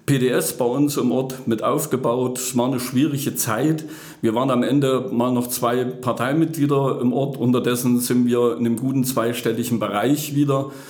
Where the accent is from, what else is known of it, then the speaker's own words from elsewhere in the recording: Plankenstein, Thuringia, Germany; Ich bin in der Rennsteiggemeinde Plankenstein groß geworden. Ja, dort äh, lebe ich seit äh, über 50 Jahren.